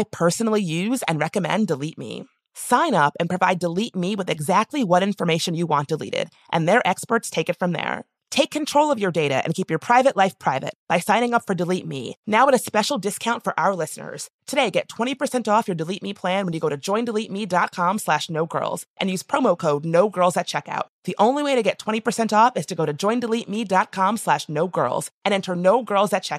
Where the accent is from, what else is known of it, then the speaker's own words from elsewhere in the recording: the American South, United States; my people are Black, we're from the South